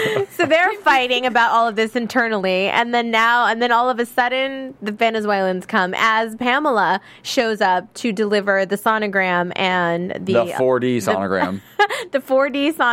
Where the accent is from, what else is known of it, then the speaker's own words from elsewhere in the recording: Texas, United States; Oh, and I'm from Texas, so it's scary.